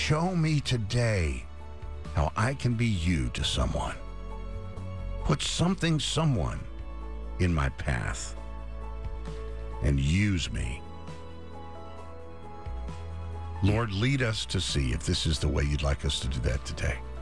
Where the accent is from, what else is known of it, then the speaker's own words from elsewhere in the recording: Dallas, Texas, United States; I'm a native Texan, native Dallasite